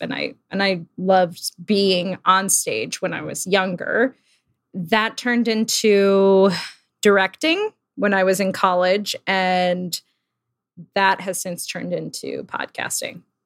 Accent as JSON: {"language": "English", "town": "Old Bridge", "region": "New Jersey", "country": "United States", "tie": "born or raised there", "moved": "yes", "lives_now": "New York, United States", "said": "I grew up in New Jersey, um, in a town called Old Bridge"}